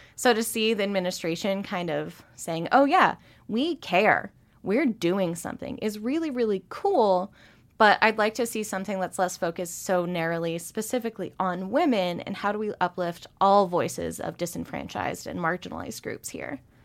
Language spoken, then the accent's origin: English; Spokane, Washington, United States; now in Missoula, United States; growing up in Spokane